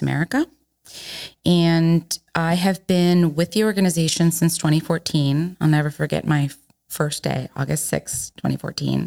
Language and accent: English; Miami, Florida, United States; I am from Miami, Florida